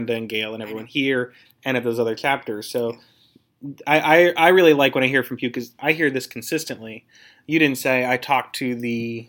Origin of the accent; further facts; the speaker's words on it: Pittsburgh, Pennsylvania, United States; moved away; I'm from Pittsburgh originally.